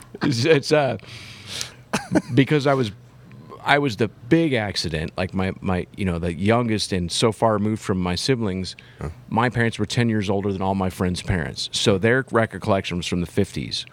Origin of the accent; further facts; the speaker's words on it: Huntington Beach, California, United States; moved away; also born or lived in Tempe, Arizona; as a kid growing up in Huntington Beach, California